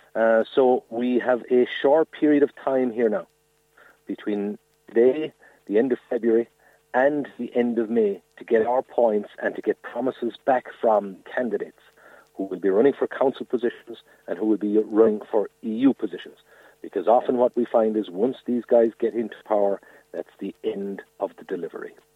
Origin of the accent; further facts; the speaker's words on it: Mallow, Munster, Ireland; I'm from Dunamore, not far outside Mallow